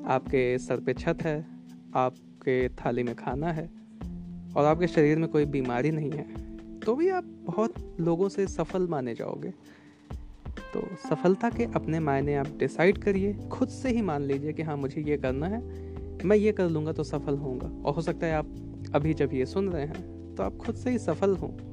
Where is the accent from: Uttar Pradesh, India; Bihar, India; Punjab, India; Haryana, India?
Uttar Pradesh, India; मैं यूपी से बिलोंग करता हूँ उत्तर प्रदेश से